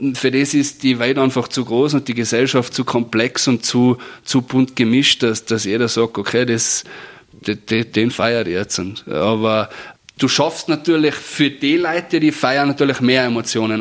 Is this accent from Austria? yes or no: yes; Austria; bei uns in Föhrbrunn